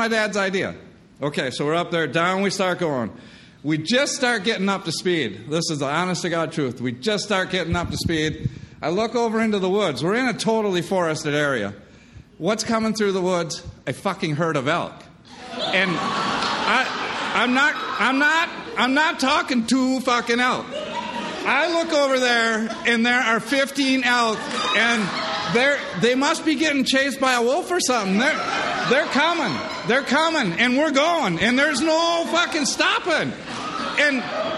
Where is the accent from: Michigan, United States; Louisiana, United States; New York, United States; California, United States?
Michigan, United States; I was born and raised in Michigan